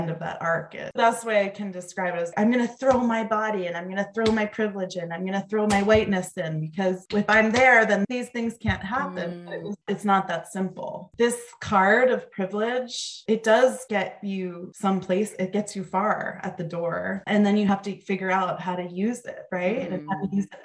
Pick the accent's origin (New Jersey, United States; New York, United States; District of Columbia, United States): New Jersey, United States; Mendham; I was from Mendham, New Jersey